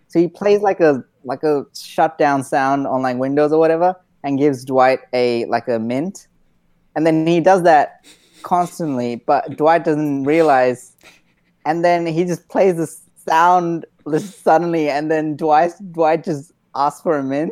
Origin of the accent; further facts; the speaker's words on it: India; I'm Indian and we cook a lot of rice